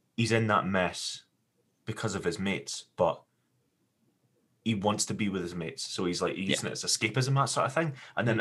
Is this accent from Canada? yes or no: no; Scotland, United Kingdom; growing up in Scotland